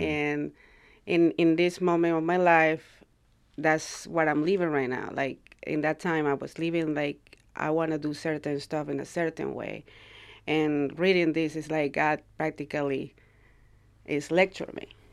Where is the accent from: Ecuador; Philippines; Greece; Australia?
Ecuador; now in United States; I'm from Ecuador. I came to the United States, like, uh, maybe twenty, thirty years ago